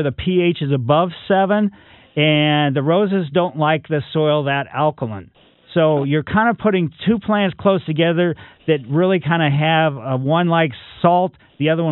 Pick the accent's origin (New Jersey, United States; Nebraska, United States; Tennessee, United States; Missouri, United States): Missouri, United States; Ellisville; I grew up in Ellisville